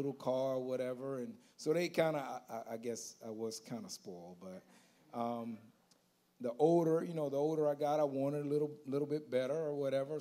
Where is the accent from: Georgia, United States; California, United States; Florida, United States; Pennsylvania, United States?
Florida, United States; Auburndale; also born or lived in Haines City, Florida / Bartow, Florida; I am from Auburndale, born and raised